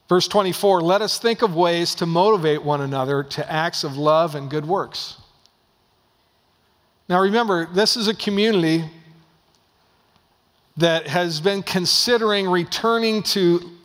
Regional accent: Dallas, Oregon, United States; moved away; Dallas, Oregon, was my hometown

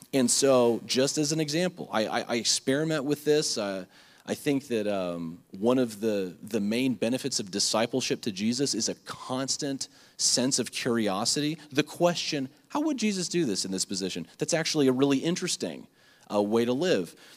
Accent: Lake Worth, Florida, United States; back at home growing up in Lake Worth

